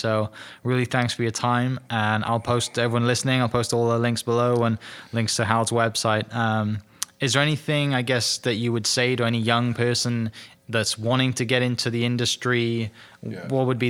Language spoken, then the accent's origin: English; Ardmore, United States; Yeah, just from growing up in Ardmore and coming all this way